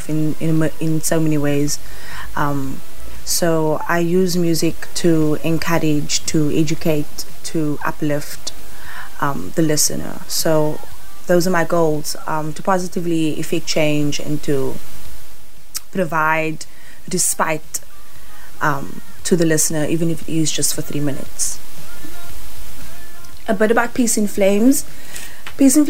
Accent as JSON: {"language": "English", "town": "Cape Town", "region": "Western Cape", "country": "South Africa", "said": "I've got roots in the Eastern Cape and Gauteng, but I'm a mother city girl at heart. I'm from Cape Town."}